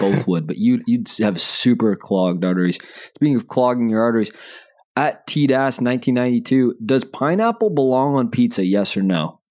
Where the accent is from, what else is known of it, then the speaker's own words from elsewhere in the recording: Calgary, Alberta, Canada; I was born in Calgary